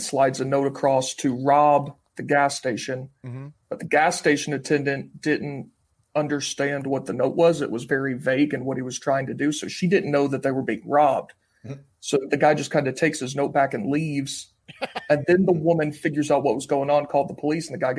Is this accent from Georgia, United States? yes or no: yes; Georgia, United States; now in Tennessee, United States; I grew up in Georgia before I moved to Tennessee